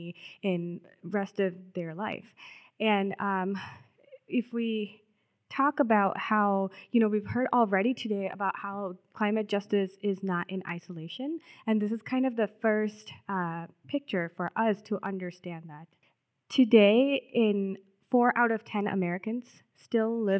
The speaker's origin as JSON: {"language": "English", "region": "South India", "country": "India", "tie": "born or raised there", "moved": "as an adult", "lives_now": "Minnesota, United States", "said": "I grew up in South India"}